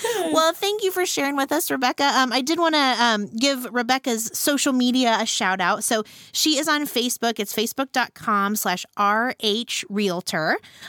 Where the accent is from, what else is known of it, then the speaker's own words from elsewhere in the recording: Randolph County, Indiana, United States; I'm from Randolph County, which is a neighboring mm-hmm. county. But I still feel like I'm from Muncie because mm-hmm. Muncie was where we had to come and get groceries.